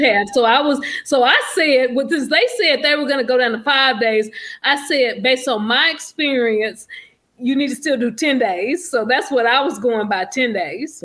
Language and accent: English; Texas, United States; I'm from Texas